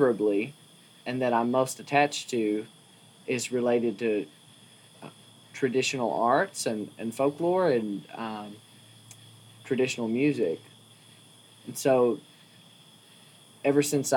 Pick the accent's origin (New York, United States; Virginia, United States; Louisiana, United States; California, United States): Virginia, United States; Wytheville; moved away as an adult; now in Berea, United States; I was born and raised in Wytheville, Virginia